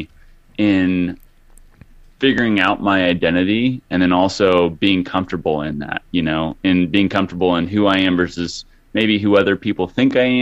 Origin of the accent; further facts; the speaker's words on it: Hutchinson, Kansas, United States; moved away as an adult; also born or lived in Los Angeles; growing up in a small town, like 45,000 people. Hutchinson, Kansas is where it is